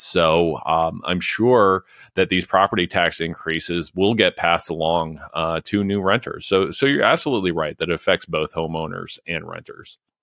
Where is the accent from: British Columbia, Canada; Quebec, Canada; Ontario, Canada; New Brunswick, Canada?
Ontario, Canada; London; London, Ontario, uh, my hometown